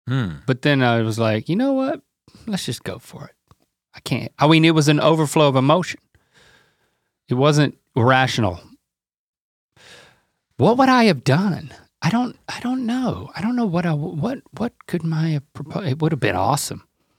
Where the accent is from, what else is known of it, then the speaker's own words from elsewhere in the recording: Durham, North Carolina, United States; also born or lived in Buies Creek, North Carolina; I was born in Durham.